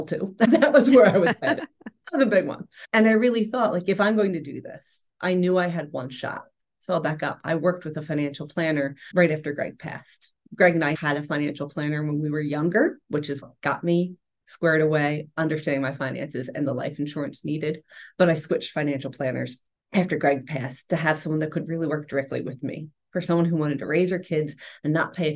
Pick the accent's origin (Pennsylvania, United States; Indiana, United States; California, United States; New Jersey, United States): Pennsylvania, United States; Philadelphia; also born or lived in Rome, Italy; Born and raised in Philadelphia and educated, had my own career